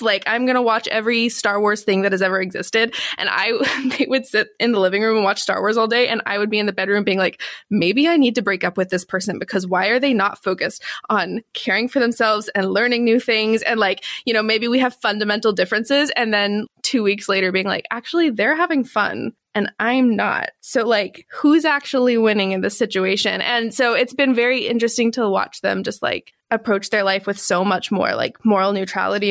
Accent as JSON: {"language": "English", "region": "Texas", "country": "United States", "said": "being a Texan"}